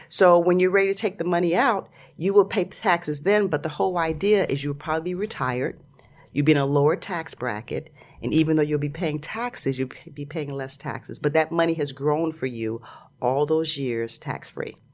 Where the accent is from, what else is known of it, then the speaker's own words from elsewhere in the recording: Chicago, Illinois, United States; moved away; also born or lived in New York / Los Angeles; I grew up in Chicago, and all my family's in Chicago